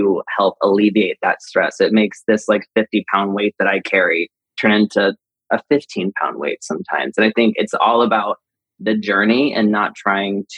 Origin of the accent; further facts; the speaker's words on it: Marion, Indiana, United States; now in Los Angeles, United States; we grew up in Indiana